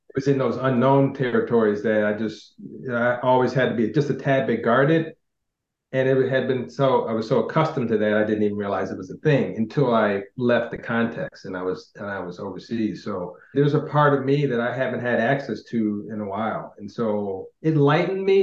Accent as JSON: {"language": "English", "country": "United States", "tie": "born or raised there", "said": "growing up in America"}